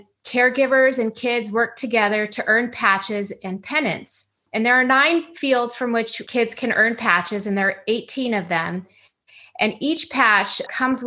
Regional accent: San Clemente, California, United States; also born or lived in East Coast / Los Angeles suburb, California; I lived in and grew up in a beachside community called San Clemente.

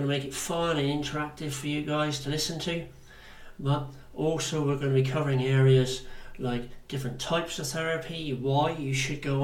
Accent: Plymouth, South West England, United Kingdom; accent: Devonshire accent / Janner; they can hear the Devonshire accent or the Janner in me. That's what it's called. So I'm quite proud of my accent.

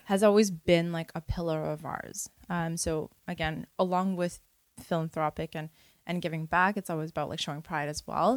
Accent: Toronto, Ontario, Canada; I was born and raised in Parkdale.

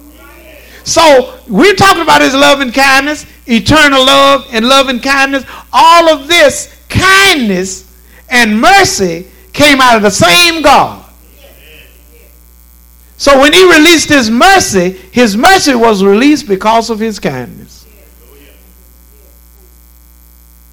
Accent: Shreveport, Louisiana, United States; also born or lived in Lakeside; I'm from Southeast Shreveport and moved on to Lakeside and then on with my life

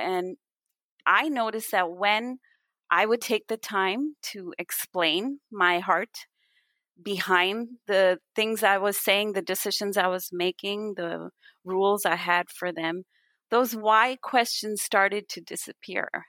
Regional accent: India; also born or lived in Canada; when I was really young, my family moved to India from Canada, where I was born

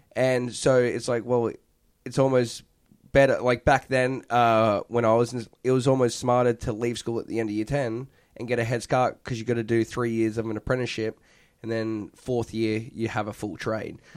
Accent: Perth, Western Australia, Australia; now in United States; Perth, Western Australia.

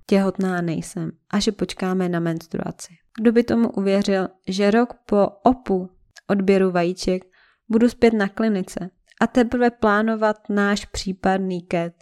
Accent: Czechia; jsem Čech jak poleno

